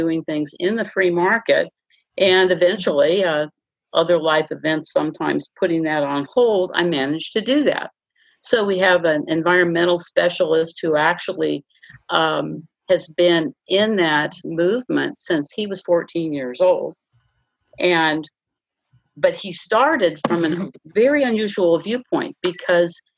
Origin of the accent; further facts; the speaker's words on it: Los Angeles, California, United States; I grew up in West Los Angeles